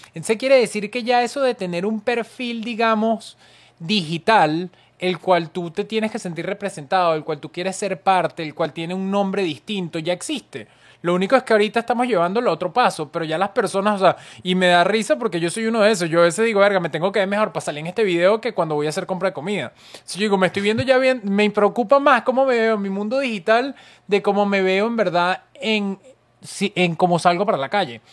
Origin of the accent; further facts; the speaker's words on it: Venezuela; como venezolana